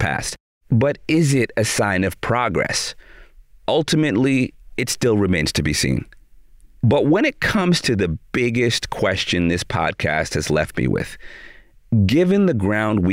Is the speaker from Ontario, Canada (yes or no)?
yes; Toronto, Ontario, Canada; my hometown of Toronto